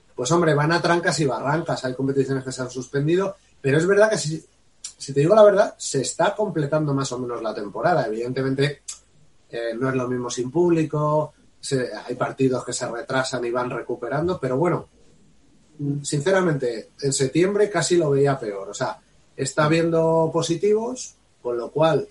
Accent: Spain; somos españoles y no vamos a dejar de serlo

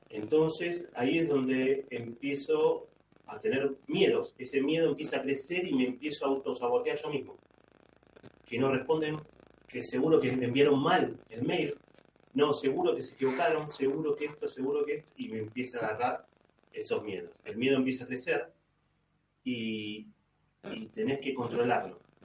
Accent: Buenos Aires, Argentina; moved away as an adult; now in Rome, Italy; cuando me fui de Buenos Aires

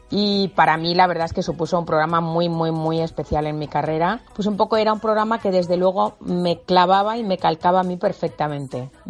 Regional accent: Region of Murcia, Spain; Dime, ¿de dónde eres? De la Murcia.

